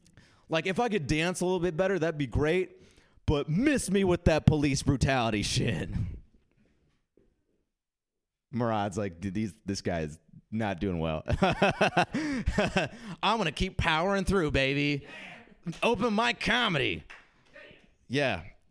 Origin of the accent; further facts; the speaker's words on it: India; I'm Indian, which meant growing up, my only job option was to be a disappointment. That's right. I was stoked to go back to India recently because I hadn't been forever and I wanted to go and reconnect with my culture.